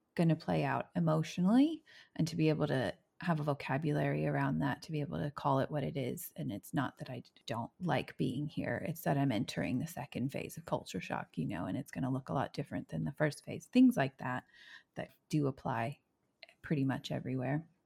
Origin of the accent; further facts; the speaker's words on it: United States; moved away as an adult; also born or lived in Indianapolis, Indiana; now in New Zealand; my own context as an American